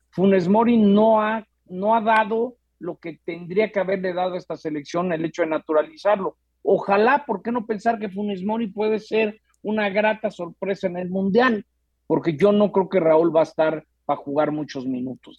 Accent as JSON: {"language": "Spanish", "country": "Mexico", "said": "soy mexicano"}